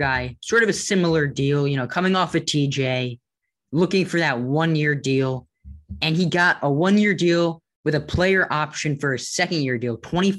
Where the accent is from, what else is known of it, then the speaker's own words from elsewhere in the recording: New York, United States; now in near Washington, D.C., United States; So I was born in New York. All my family is from New York. So I'm diehard Yankees fan, diehard Knicks fan, diehard Giants fan. But living right outside of DC